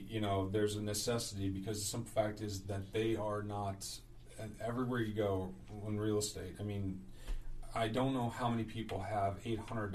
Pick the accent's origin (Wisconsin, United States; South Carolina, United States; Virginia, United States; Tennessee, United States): Virginia, United States; Gloucester; also born or lived in Pennsylvania / Maryland; I'm originally from Gloucester. Okay. I was born and raised